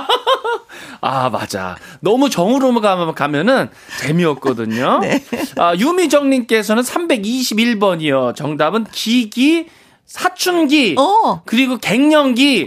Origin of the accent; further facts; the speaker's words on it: Hoengseong, Gangwon, South Korea; 제가 강원도 횡성의 고향 거기서 태어났잖아요